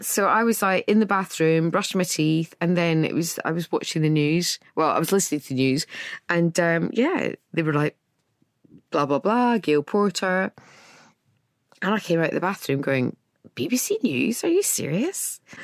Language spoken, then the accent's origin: English; Scotland, United Kingdom; I'm Scottish.